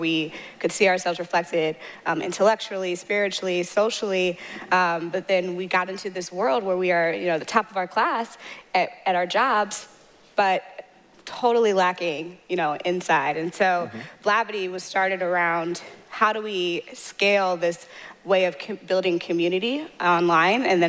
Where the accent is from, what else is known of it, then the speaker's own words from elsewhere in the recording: St. Louis, Missouri, United States; moved away as an adult; also born or lived in Mountain View, California / San Francisco Bay Area; now in San Francisco, United States; I'm from St. Louis, Missouri. And I moved from the St. Louis to the Bay